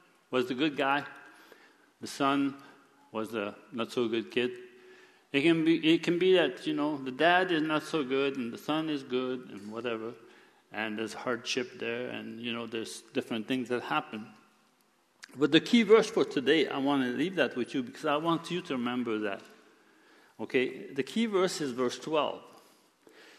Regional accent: Quebec, Canada; moved away; I was born in Quebec

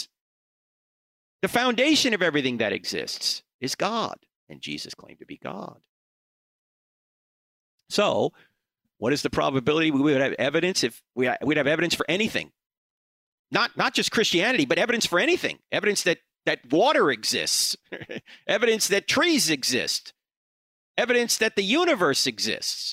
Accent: Charlotte, North Carolina, United States; I'm going to be in Charlotte, North Carolina, which is my hometown

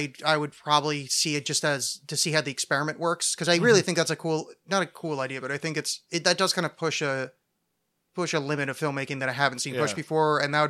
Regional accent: New Jersey, United States; growing up in New Jersey, I knew about Donald Trump for, my whole life.

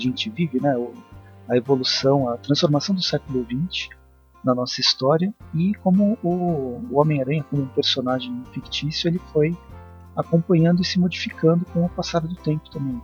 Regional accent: Campinas, São Paulo, Brazil; Eu sou de Campinas também

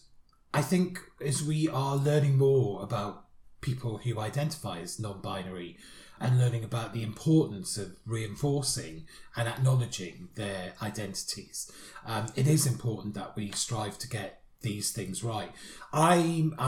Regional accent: United Kingdom; Being British

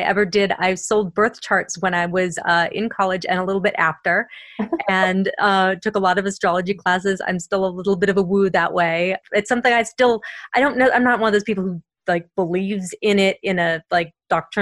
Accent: Boston, Massachusetts, United States; accent: Boston; I'm from Boston, and every once in a while, my Boston will come out

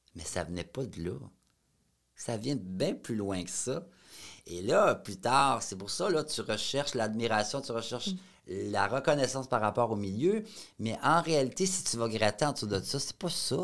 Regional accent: Shawinigan, Quebec, Canada; je venais de Shawinigan

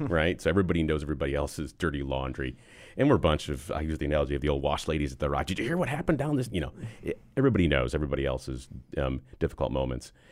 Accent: Buffalo, New York, United States; moved away as an adult; now in Charlotte, United States; I'm originally from Buffalo, New York

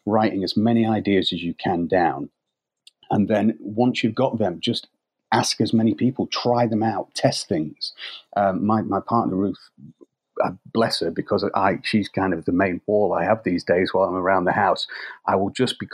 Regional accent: United Kingdom; we're British

